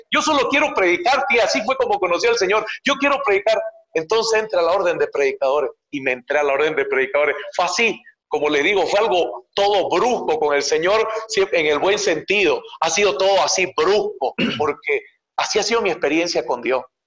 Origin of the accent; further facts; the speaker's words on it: Montero, Santa Cruz, Bolivia; yo soy de Bolivia. Bolivia es el país que está como en el corazón de Sudamérica. Y yo nací en la zona que está cerca de la Amazonía, que se llama Santa Cruz de la Sierra, en una provincia que se llama Montero